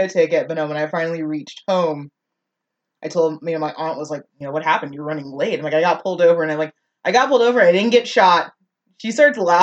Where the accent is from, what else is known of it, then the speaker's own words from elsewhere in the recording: North Texas, United States; I'm from North Texas, where, you know, there are African Americans that are a little more, air quotes, hood than others.